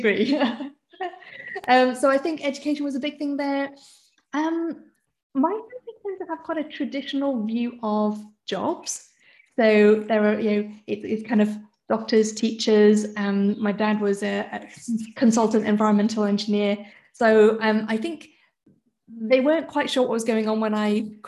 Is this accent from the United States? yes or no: no; United Kingdom; I'm British born. Both my parents are Hong Kong Chinese.